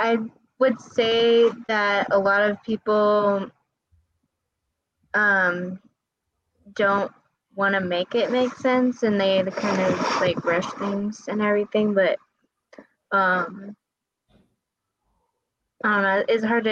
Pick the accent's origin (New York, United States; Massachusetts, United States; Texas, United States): Texas, United States; San Antonio; I'm from San Antonio